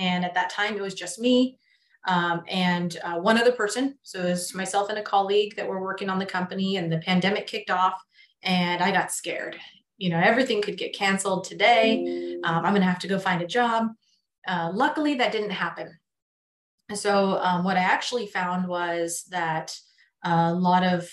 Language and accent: English; Central Valley, California, United States; also born or lived in San Diego, California; I grew up here in California in the Central Valley